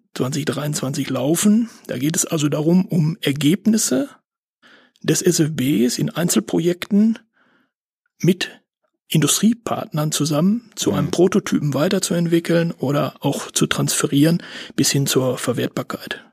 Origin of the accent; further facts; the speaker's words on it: Bielefeld, North Rhine-Westphalia, Germany; also born or lived in Paderborn; Ich äh, bin gebürtiger Bielefelder